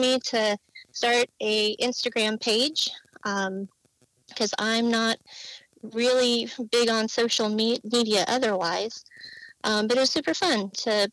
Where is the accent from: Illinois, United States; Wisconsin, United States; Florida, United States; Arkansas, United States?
Illinois, United States; moved away as an adult; also born or lived in Southern California; now in California, United States; I am originally from Illinois. Grew up in the boonies on a cow farm